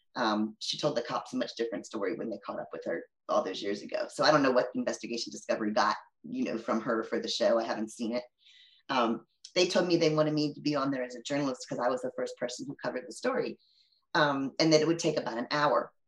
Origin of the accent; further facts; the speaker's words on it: Maryland, United States; also born or lived in Virginia Beach; I lived, I grew up in Maryland, really near where she grew up in Maryland